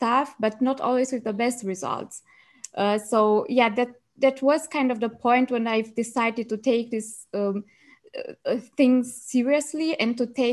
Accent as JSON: {"language": "English", "country": "Romania", "moved": "as an adult", "lives_now": "Germany", "said": "I'm originally from Romania and I studied medicine in Germany. So I came to Germany 6 years ago"}